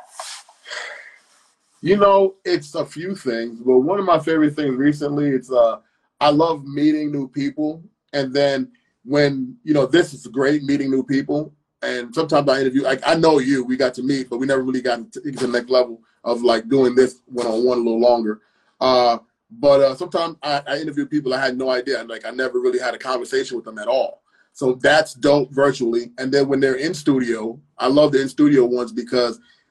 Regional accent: New York City, New York, United States; I grew up in Brooklyn in the 80s

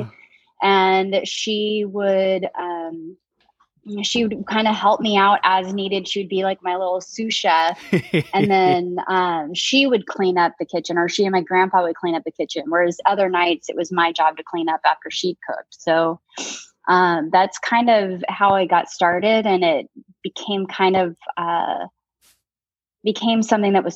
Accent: San Jose, California, United States; also born or lived in Tracy, California; I grew up in Northern California. I'm from San Jose

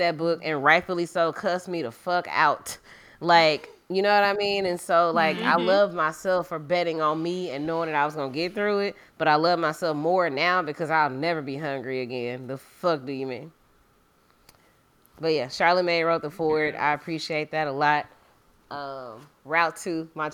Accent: Louisiana, United States; moved away; go back to Louisiana

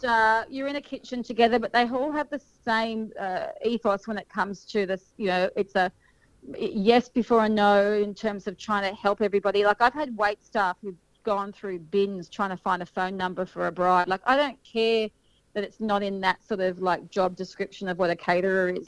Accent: Sydney, New South Wales, Australia; moved away as an adult; also born or lived in Kiama, New South Wales; now in Berry, Australia; originally, I, I grew up in Sydney.

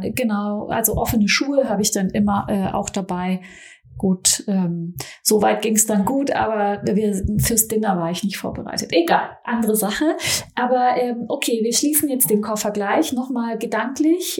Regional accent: Stuttgart area, Baden-Württemberg, Germany; also born or lived in Frankfurt; now in Berlin, Germany; Ich komme ja so aus dem Stuttgarter Raum, dann habe ich im Frankfurter Raum gelebt oder in Frankfurt, jetzt in Berlin

